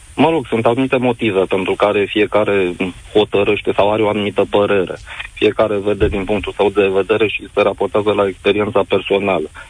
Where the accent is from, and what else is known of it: Romania